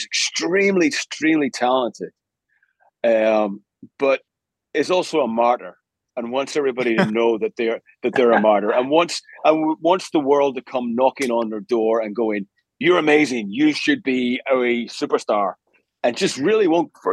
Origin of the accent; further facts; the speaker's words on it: Belfast, Northern Ireland, United Kingdom; moved away; also born or lived in Glasgow; I grew up in Northern Ireland.